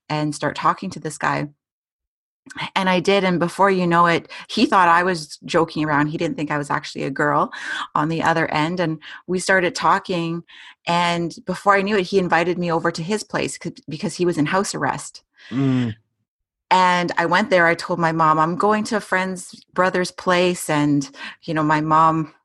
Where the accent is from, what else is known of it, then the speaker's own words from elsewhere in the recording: Edmonton, Alberta, Canada; I was born and raised in Edmonton, Alberta.